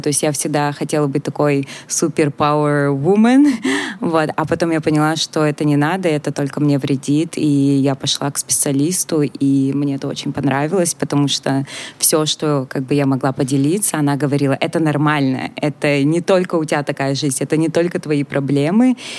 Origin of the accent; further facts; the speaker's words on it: Russia; moved away as an adult; когда я жила в России